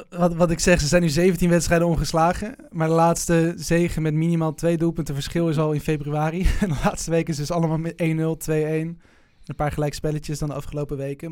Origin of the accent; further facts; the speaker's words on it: Netherlands; ik voel me wel Nederlander